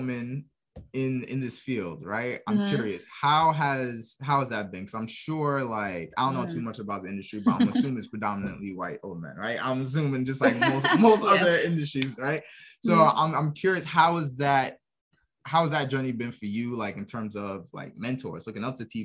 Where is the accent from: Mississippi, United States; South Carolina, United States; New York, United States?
New York, United States; now in Norfolk, United States; We're from New York, but right now we're located in Norfolk, Virginia.